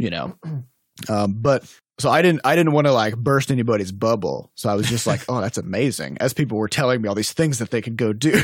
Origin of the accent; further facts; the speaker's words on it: Midwest, United States; also born or lived in Iowa / Saint Louis; I'm from the Midwest